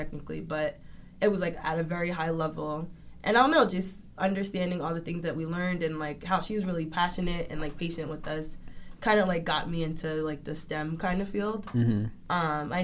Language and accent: English; Linden, New Jersey, United States; I'm from Linden, New Jersey